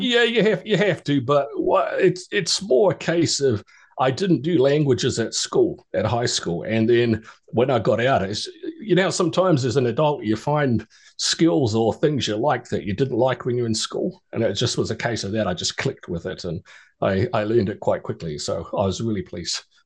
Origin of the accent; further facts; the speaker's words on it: New Zealand; moved away as an adult; also born or lived in Australia; I was born and raised in New Zealand and spent uh, 37 years of my life there